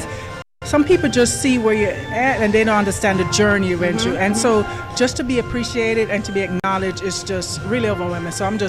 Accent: Kingston, Jamaica; moved away; when I was growing up in Kingston, Jamaica, I grew up in poverty

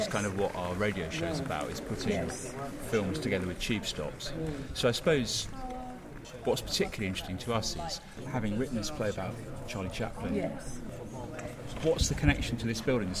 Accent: Brighton, South East England, United Kingdom; Yes, I'm from Brighton.

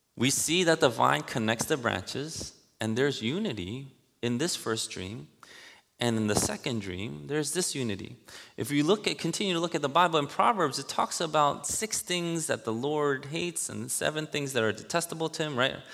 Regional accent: New York City, New York, United States; I grew up in Elmhurst, Queens

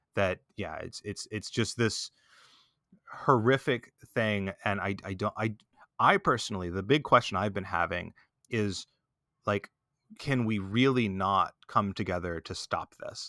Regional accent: Texas, United States; I grew up in Texas. I, I was a, um, you know, I was just a regular kid in Texas when growing up

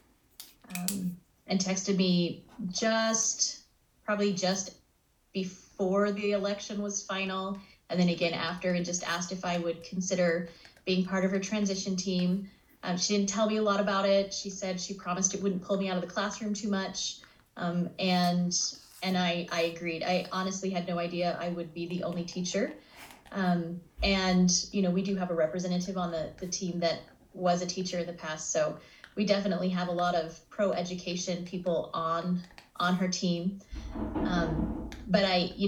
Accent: Florida, United States; moved away as an adult; now in Idaho Falls, United States; I grew up in Florida

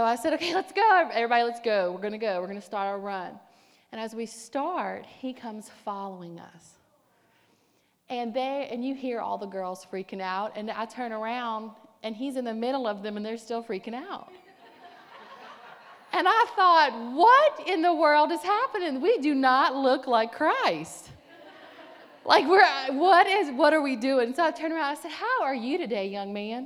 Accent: the South, United States; I'm from the South, and we do a whole lot of pickling around there

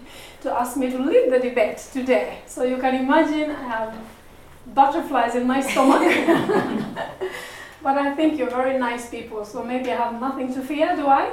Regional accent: Busia, Eastern Region, Uganda; moved away as an adult; now in Norway; I am Ugandan from Busia. And I am a mother of three. I moved to Norway 15 years ago

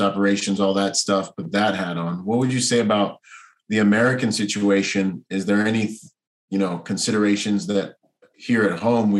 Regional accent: Bahamas; now in United States; I'm from the Bahamas

